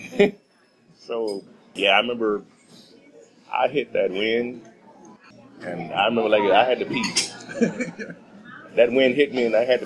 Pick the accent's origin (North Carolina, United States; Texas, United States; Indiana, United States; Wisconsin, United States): Texas, United States; moved away as an adult; also born or lived in Minot; I grew up in Texas